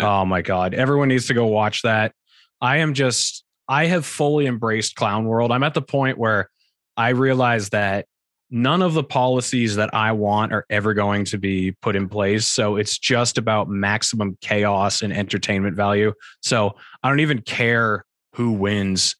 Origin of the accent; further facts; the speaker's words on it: New Hampshire, United States; moved away as an adult; also born or lived in Arizona / Colorado / Utah; I was born and raised in New Hampshire